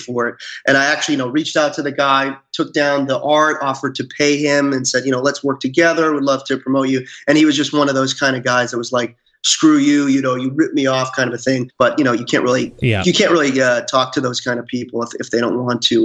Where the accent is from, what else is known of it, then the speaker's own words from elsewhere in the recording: Salem, Massachusetts, United States; I grew up around the Salem area